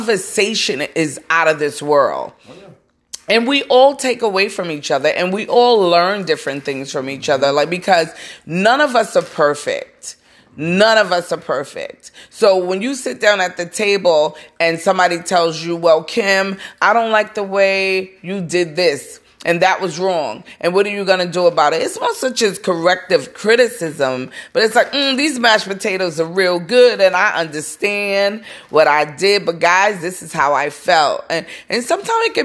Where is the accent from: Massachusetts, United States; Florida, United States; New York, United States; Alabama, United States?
New York, United States; New York City; I come from Brooklyn, and we would have cookouts